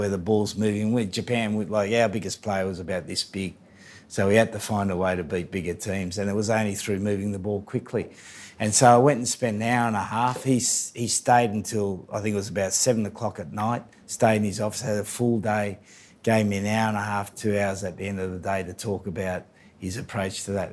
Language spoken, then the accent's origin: English; New South Wales, Australia; moved away as an adult; now in England; we were the best team in New South Wales from this little working class place